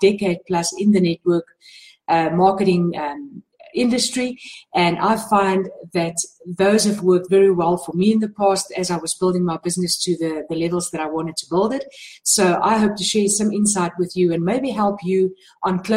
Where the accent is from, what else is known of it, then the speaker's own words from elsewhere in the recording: South Africa; I'm from South Africa